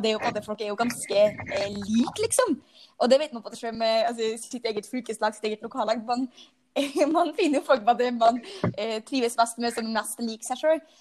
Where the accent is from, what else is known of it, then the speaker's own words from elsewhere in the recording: Frei, Møre og Romsdal, Norway; moved away as an adult; also born or lived in Oslo; now in Lillestrøm, Norway; jeg kommer fra Frei, en liten øy på Nordmøre med 5000 innbyggere